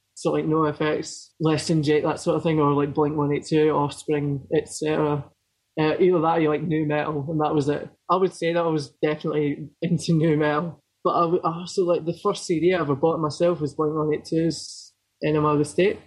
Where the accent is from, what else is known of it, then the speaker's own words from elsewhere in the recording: Falkirk, Scotland, United Kingdom; also born or lived in Poole, Dorset, England; I grew up in a really small town called Falkirk, sort of halfway between Glasgow and Edinburgh